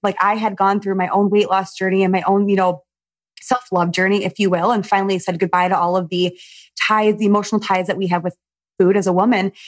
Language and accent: English; Michigan, United States; you and I have something in common where we're from Michigan